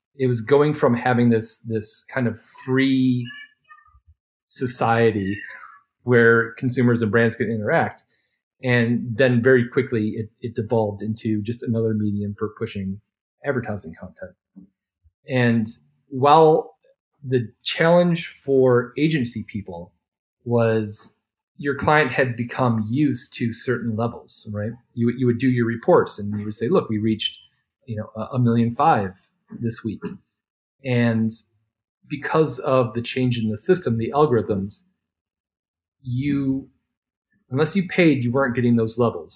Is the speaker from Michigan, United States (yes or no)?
yes; Detroit, Michigan, United States; I'm from Detroit